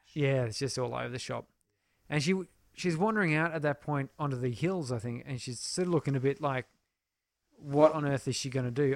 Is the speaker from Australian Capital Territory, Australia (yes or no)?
yes; Canberra, Australian Capital Territory, Australia; where I grew up in Canberra